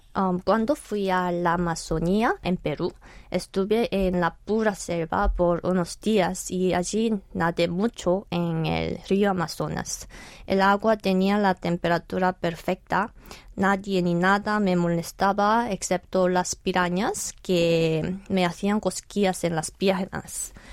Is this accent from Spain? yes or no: no; South Korea; Spanish is a second language; aprendí español primero en Corea, en el bachillerato, y después en España como estudiante de intercambio